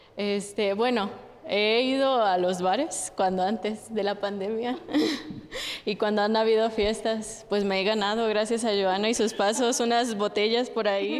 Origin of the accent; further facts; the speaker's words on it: Sonora, Mexico; now in Mexico City, Mexico; yo no soy de aquí de la ciudad, yo soy de Sonora, allá son un poquito más cerrados de mente